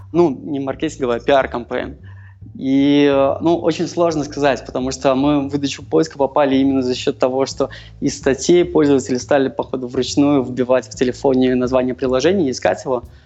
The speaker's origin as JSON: {"language": "Russian", "region": "Minsk", "country": "Belarus", "said": "Я сам из Минска"}